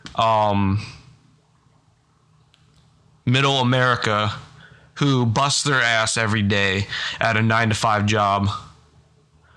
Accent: Pennsylvania, United States; I am from Pennsylvania

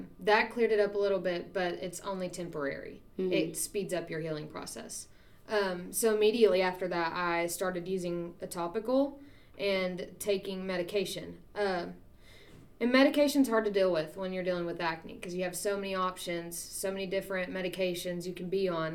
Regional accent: Poteau, Oklahoma, United States; moved away as an adult; I am from Poto, Oklahoma, which is southeast Oklahoma

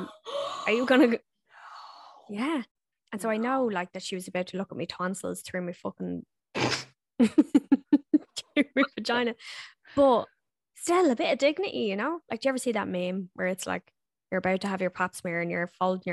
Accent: Ireland; moved away as an adult; now in New Zealand; when I was growing up in Ireland

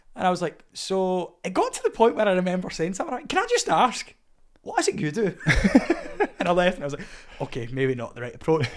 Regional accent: Scotland, United Kingdom; as a Scottish man

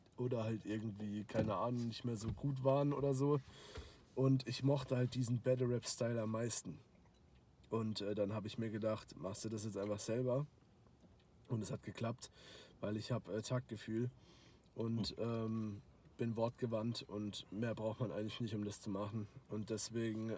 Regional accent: Karlsruhe, Baden-Württemberg, Germany; ich komme halt aus Karlsruhe

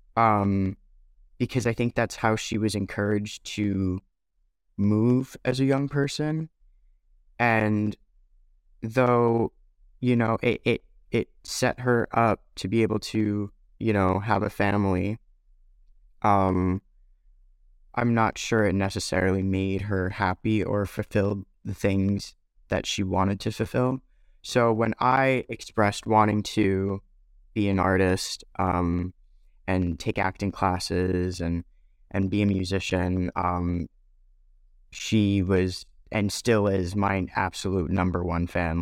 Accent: New York, United States; there was a great amount of diversity where I grew up in New York

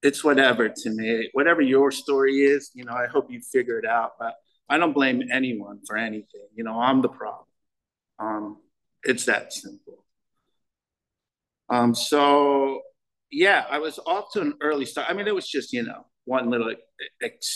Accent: Connecticut, United States; I'm from Connecticut.

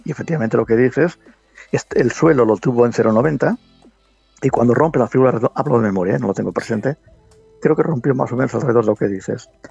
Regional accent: Medina del Campo, Castile and León, Spain; yo soy de Medina del Campo, la provincia de Valladolid

